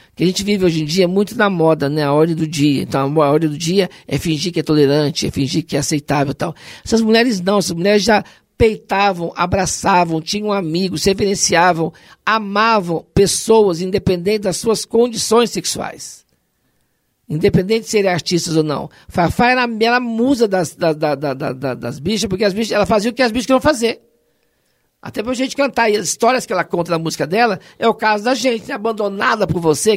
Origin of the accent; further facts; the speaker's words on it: Poços de Caldas, Minas Gerais, Brazil; moved away as an adult; also born or lived in Machado / Serrania; nasci em Machado, sul de Minas, fui criada em Serrania até os oito anos, fui para Poço de Caldas e lá fiquei até os 20